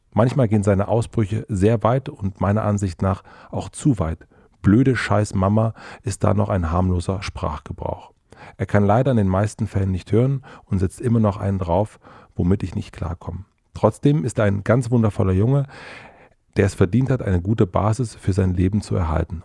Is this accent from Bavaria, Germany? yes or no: no; Brandenburg, Germany; now in Berlin, Germany; Brandenburg ist mein Heimatbundesland